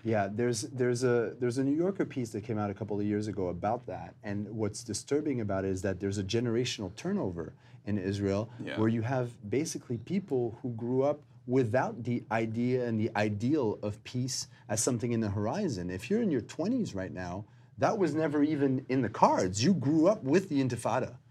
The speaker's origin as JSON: {"language": "English", "town": "Montreal", "region": "Quebec", "country": "Canada", "tie": "born or raised there", "said": "I am uh, born in Montreal, Canada"}